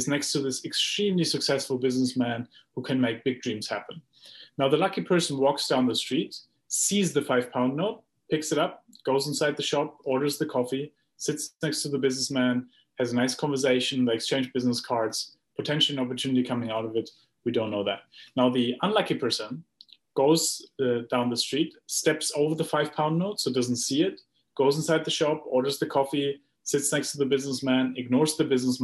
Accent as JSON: {"language": "English", "country": "Germany", "said": "I come from Germany, where, you know, we grow up with a planning mindset"}